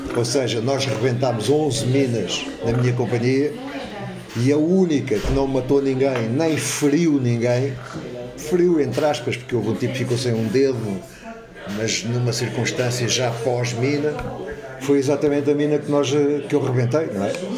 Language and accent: Portuguese; Lisbon, Portugal; moved away as an adult; now in Alcaide, Portugal; eu nasci em Lisboa. Eu sou Lisboeta de Gema